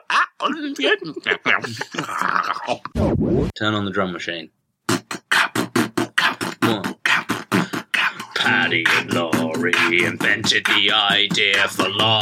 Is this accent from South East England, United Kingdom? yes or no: no; London, United Kingdom; we are both from London.